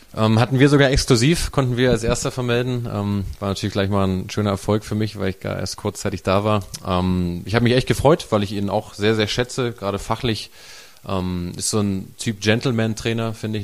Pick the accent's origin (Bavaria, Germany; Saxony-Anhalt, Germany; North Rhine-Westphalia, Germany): Saxony-Anhalt, Germany; also born or lived in Hamburg; da komme ich auch her aus Sachsen-Anhalt